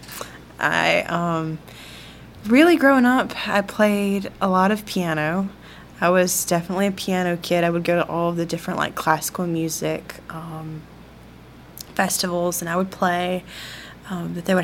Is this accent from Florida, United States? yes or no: no; Greenwood, Mississippi, United States; I am from Greenwood, Mississippi